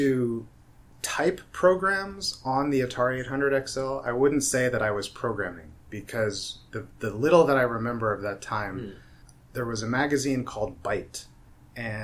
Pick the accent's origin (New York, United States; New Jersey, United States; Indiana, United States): New Jersey, United States; My background, I come from New Jersey, so I'm from the East Coast